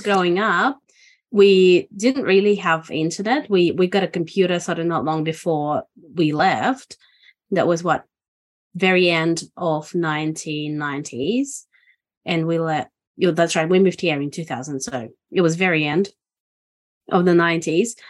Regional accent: Estonia; now in Australia; I'm originally from Estonia. And I've been in Australia since December 2000.

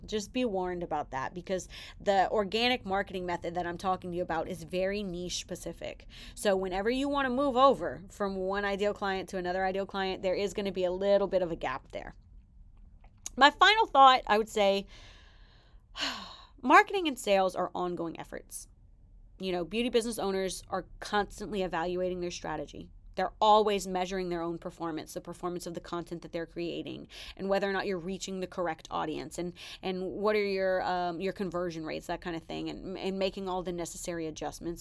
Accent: the South, United States; I'm from the South

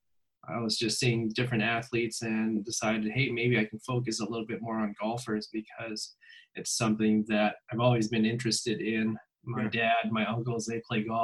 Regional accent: Nanaimo, British Columbia, Canada; moved away; I'm originally from Nanaimo, which is in British Columbia in Canada

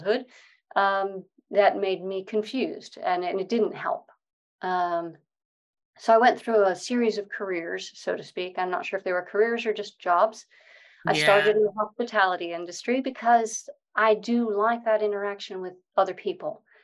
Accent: Connecticut, United States; moved away as an adult; now in United Kingdom; I grew up in Connecticut in the States in a bit of a privileged background

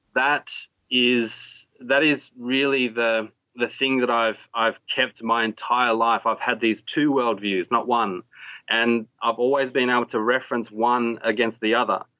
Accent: Australia; also born or lived in Sarawak, Borneo, Malaysia; I came to Australia when I was six

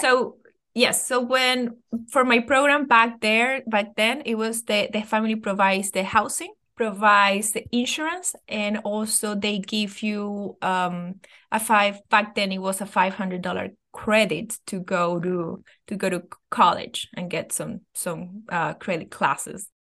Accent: Venezuela; English is a second language; moved away as an adult; now in United States; I am originally from Venezuela, and I've been living in the United States for nine years now.

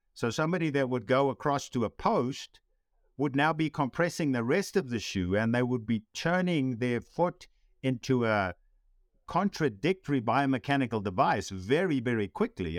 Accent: South Africa; growing up in South Africa

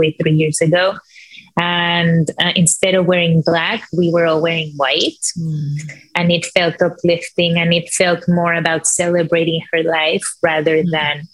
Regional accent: Mexico; moved away as an adult; now in New York City, United States; I'm from Mexico

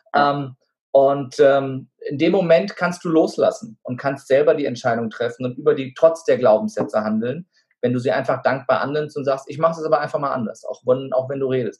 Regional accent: Wiesbaden, Hesse, Germany; ich bin gebürtiger Wiesbadener, ich spreche kein Wort Türkisch, auch wenn ich einen türkischen Namen habe

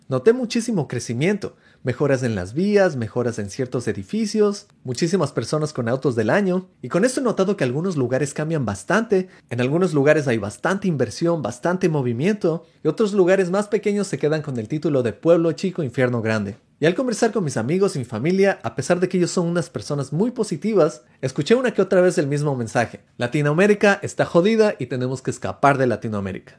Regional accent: Ecuador; moved away as an adult; also born or lived in Seattle, United States; now in United States; Dejé mi país Ecuador y ahora vivo en los Estados Unidos

